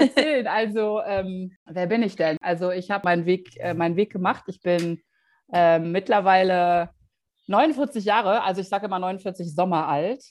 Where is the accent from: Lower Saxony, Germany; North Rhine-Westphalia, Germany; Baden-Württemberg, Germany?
North Rhine-Westphalia, Germany; Düsseldorf; moved away as an adult; nach Düsseldorf in meine Heimatstadt